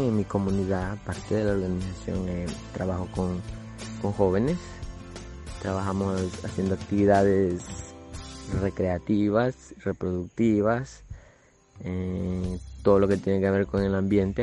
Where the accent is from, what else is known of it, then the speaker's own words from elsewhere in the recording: El Salvador; soy de El Salvador, originario